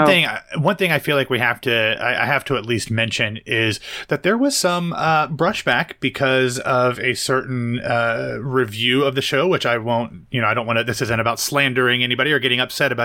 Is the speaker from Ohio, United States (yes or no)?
yes; Central Ohio, United States; I'm a white dude from Ohio. Growing up, these were issues that, you know, I'm from Central Ohio.